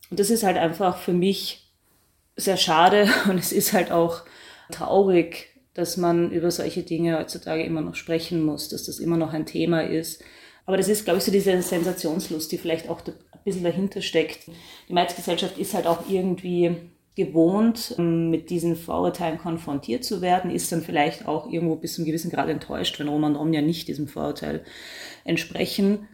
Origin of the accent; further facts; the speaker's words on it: Austria; ich bin äh, Österreicherin